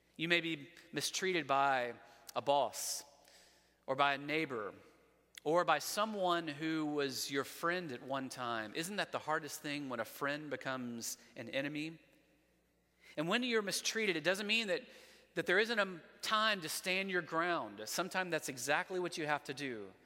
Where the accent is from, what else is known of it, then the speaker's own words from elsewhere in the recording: Montgomery, Alabama, United States; I'm from Montgomery